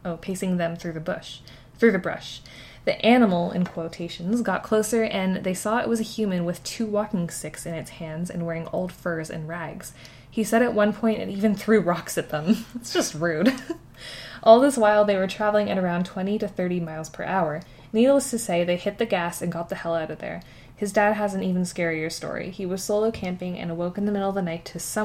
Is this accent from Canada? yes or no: yes; Canada; We're Canadian